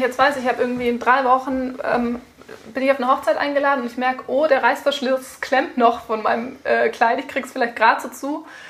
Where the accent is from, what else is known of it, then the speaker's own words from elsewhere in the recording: Germany; bei uns in Deutschland